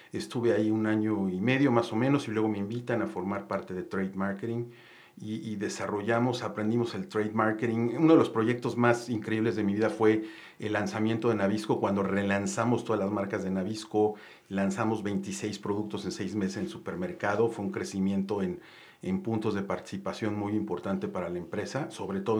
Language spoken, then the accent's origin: Spanish; Mexico City, Mexico; also born or lived in Monterrey / Chiapas; Eh, bueno, yo soy originario de la Ciudad de México. Eh, estudié, eh, vivimos en Monterrey, de repente por el trabajo de papás papás nos movimos a Chiapas, a Monterrey, eh, pero estudié principalmente aquí en la Ciudad de México